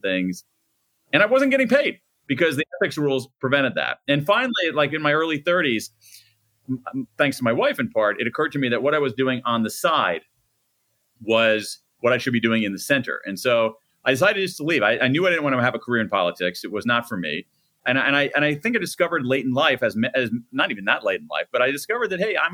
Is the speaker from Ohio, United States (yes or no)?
yes; Columbus, Ohio, United States; I grew up in Columbus, Ohio, the heart of the Midwest